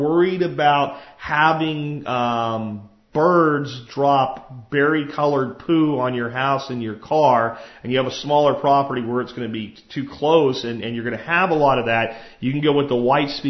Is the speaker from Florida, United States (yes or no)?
yes; Jacksonville, Florida, United States; an apartment complex I grew up in Jacksonville, Florida